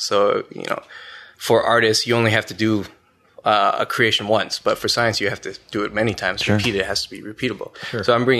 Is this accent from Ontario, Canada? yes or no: yes; Ottawa, Ontario, Canada; I'm from Ottawa. I did high school at Lisgar, collegiate.